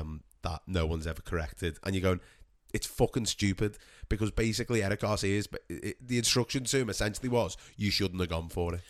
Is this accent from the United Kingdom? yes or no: yes; England, United Kingdom; us as English people